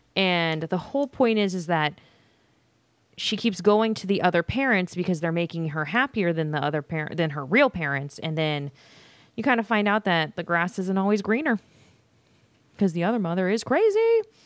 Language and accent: English; Las Vegas, Nevada, United States; I'm from Las Vegas and all of my damn high school people are here